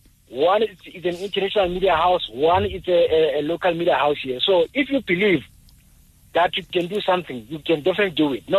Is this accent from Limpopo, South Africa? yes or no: yes; Muhime, near Mabula, Limpopo, South Africa; now in Randburg, South Africa; I grew up from the same area, but I was, I think, 5 kilometers away from Mabula. I grew up in an area called Muhime.